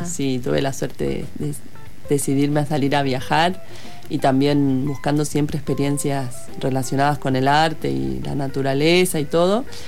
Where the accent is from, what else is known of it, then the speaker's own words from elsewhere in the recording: Argentina; also born or lived in El Hoyo; los tengo en mi casa en Argentina